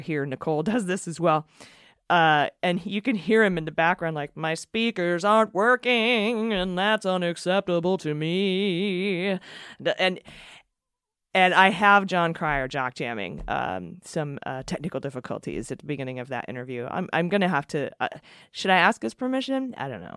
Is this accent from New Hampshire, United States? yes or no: no; San Diego, California, United States; we're from San Diego